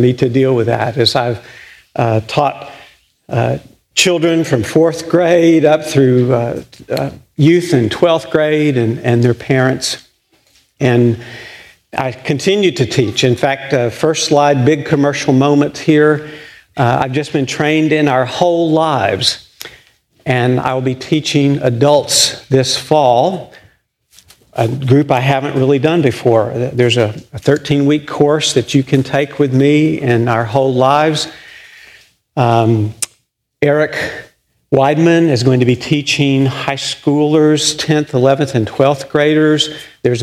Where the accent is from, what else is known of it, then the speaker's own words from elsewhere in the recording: Littlefield, Texas, United States; I grew up in Littlefield, Texas